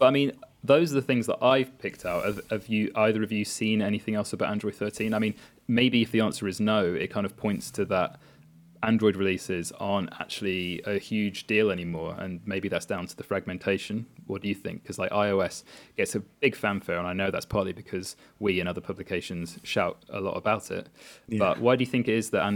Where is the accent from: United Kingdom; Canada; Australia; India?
United Kingdom; we are British, we are not necessarily the most bilingual lot